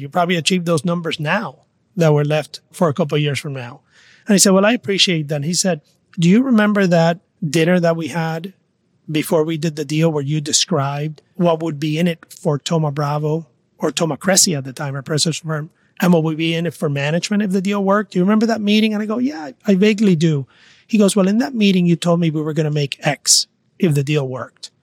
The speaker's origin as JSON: {"language": "English", "town": "Mayagüez", "country": "Puerto Rico", "tie": "born or raised there", "also_born_or_lived": "New York", "moved": "yes", "said": "I am from Mayagüez, Puerto Rico. I grew up in a small town"}